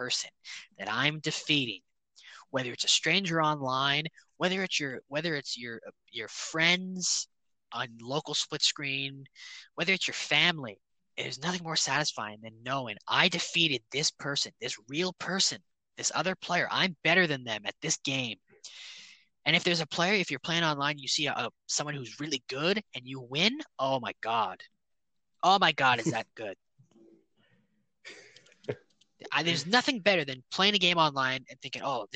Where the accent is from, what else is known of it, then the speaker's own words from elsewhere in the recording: Toronto, Ontario, Canada; I wish I wasn't from Toronto